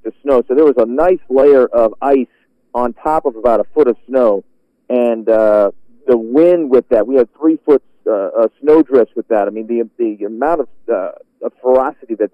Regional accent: Washington, District of Columbia, United States; moved away as an adult; also born or lived in Philadelphia; I can move back to my hometown and take over for the legend that is Bob Ryan

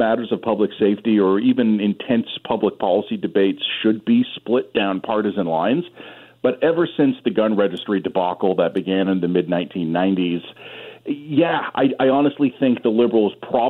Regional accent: Toronto, Ontario, Canada; my hometown of Toronto

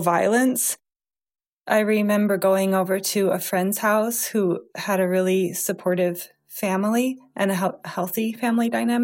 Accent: Wheaton, Illinois, United States; now in Blue Ridge Mountains, United States; I grew up in the Chicago suburbs.

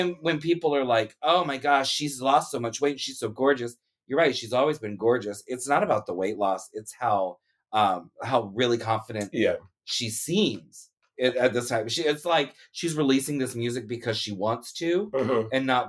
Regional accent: Leesburg, Florida, United States; I grew up in Leesburg. Uh-huh. Which, very small, one-horse town, as they say, and there was, like, no culture, there was no gay scene at all.

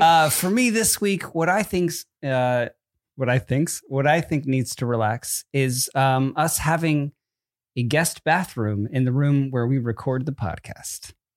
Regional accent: New Jersey, United States; I'm from Jersey

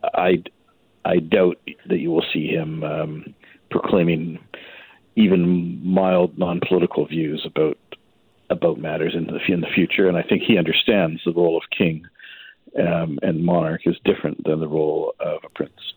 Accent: British Columbia, Canada; a supporter of the monarchy my whole life growing up in British Columbia

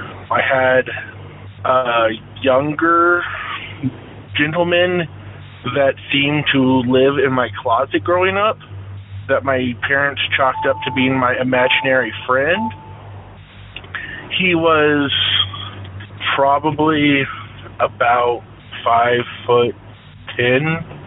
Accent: Seattle, Washington, United States; The one I want to tell you about now is when I was a child growing up in the Seattle area.

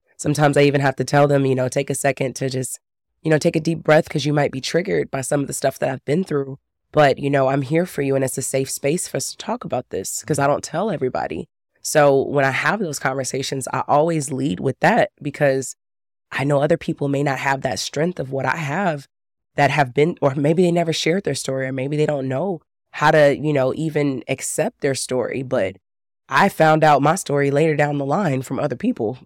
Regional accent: Texas, United States; I grew up in Texas

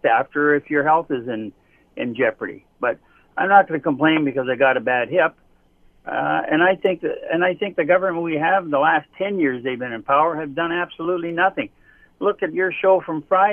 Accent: Hamilton, Ontario, Canada; my 70 years of growing up in Hamilton

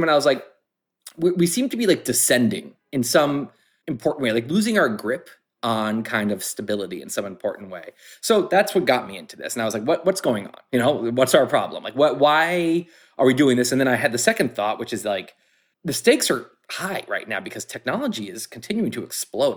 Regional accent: United States; I grew up in American society

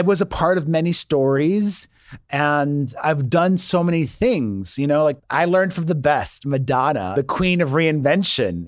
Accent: Miami, Florida, United States; moved away; I grew up in Miami, which is a lot like Los Angeles, and you need a car

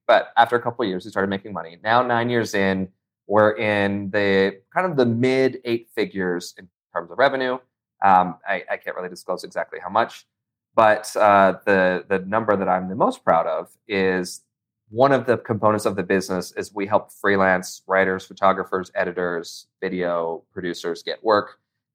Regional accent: Idaho, United States; now in New York, United States; here in New York where I live now, when people find out I'm from Idaho

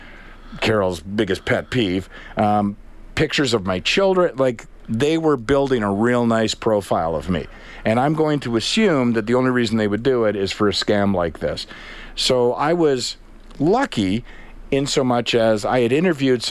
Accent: Canada; we're all Canadian

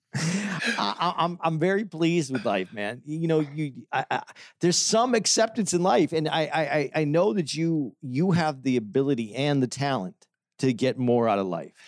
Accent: Tucson, Arizona, United States; I was growing up in Tucson, Arizona

